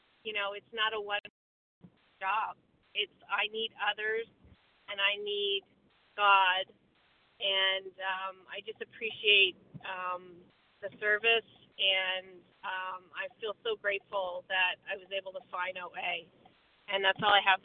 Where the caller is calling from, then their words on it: Vermont, United States; from Vermont.